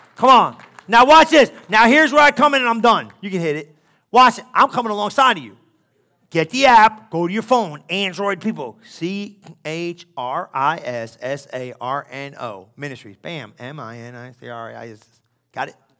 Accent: New Jersey, United States; I'm Italian from New Jersey

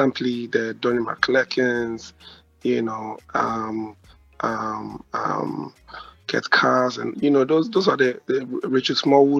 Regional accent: Ashanti, Ghana; now in Accra, Ghana; I'm from the Ashanti region.

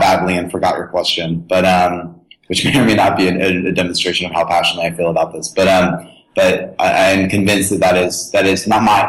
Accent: Tennessee, United States; I was born and raised in Tennessee

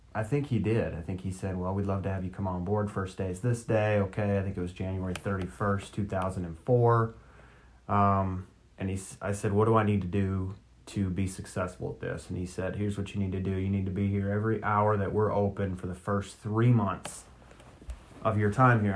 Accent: Minnesota, United States; moved away; I'm from Minnesota. I'm a Twins fan

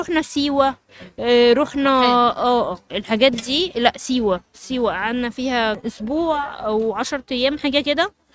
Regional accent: Cairo, Cairo Governorate, Egypt; عندنا في القاهرة

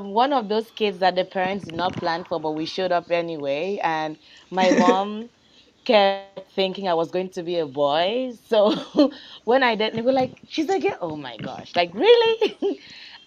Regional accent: Nigeria; moved away; I'm from Nigeria

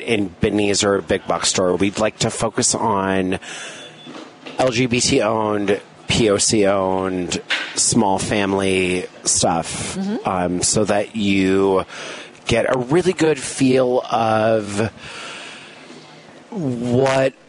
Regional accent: Seattle, Washington, United States; now in Chicago, United States; So I'm from Seattle

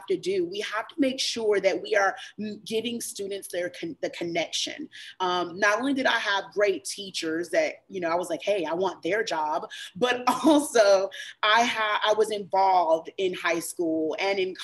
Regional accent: Chapel Hill, North Carolina, United States; I grew up in Chapel Hill

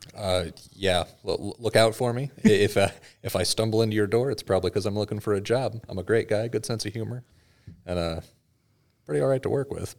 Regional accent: Washington, United States; moved away; originally, I'm from Washington State

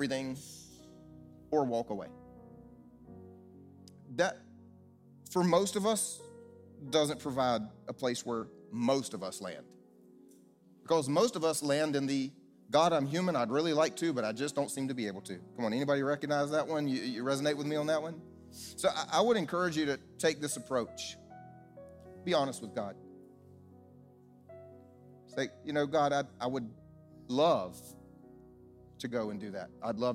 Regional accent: the South, United States; I grew up here in the South

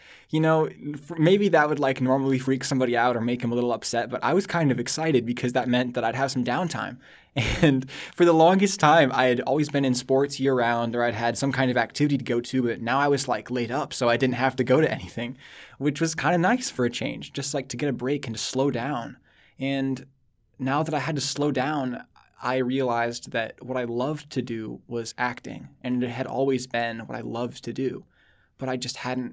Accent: Newton, Iowa, United States; moved away as an adult; now in New York City, United States; So I grew up in Iowa. Newton, Iowa

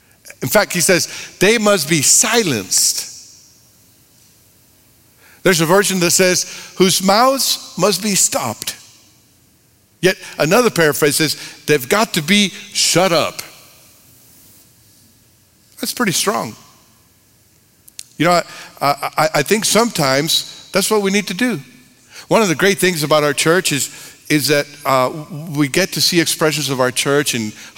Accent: Texas, United States; I'm from Texas.

